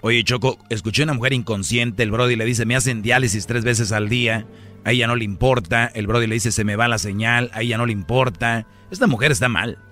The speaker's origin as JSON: {"language": "Spanish", "town": "Monterrey", "region": "Nuevo León", "country": "Mexico", "said": "yo soy de Monterrey, pero en Monterrey no decimos plata."}